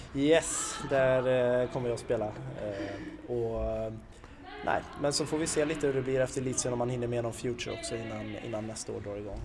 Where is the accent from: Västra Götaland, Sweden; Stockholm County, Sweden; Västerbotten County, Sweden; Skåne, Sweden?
Västra Götaland, Sweden; Kinna; där jag kommer från Kinna